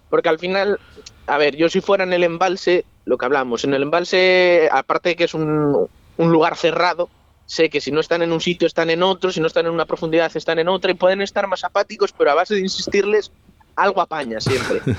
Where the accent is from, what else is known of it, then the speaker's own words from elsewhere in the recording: Ricobayo, Castile and León, Spain; Yo crecí pescando en, en Ricoballo y, y, mi corazón tira hacia allí.